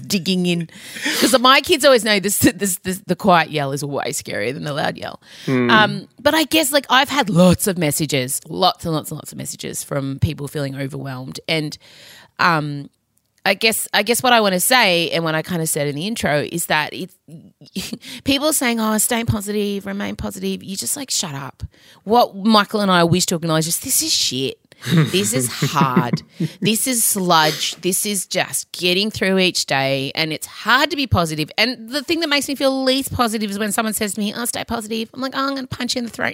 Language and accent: English; Victoria, Australia; I'm proud of being Victorian than I am of Australian